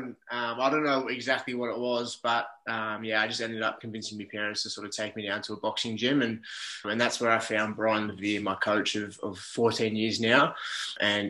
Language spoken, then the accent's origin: English; Melbourne, Victoria, Australia; now in Gold Coast, Australia; I'm currently based up in the Gold Coast. So I'm originally from Melbourne